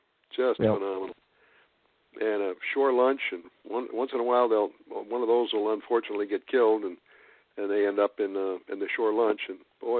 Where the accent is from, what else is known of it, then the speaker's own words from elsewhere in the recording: Boston, Massachusetts, United States; Hey, I came from Boston.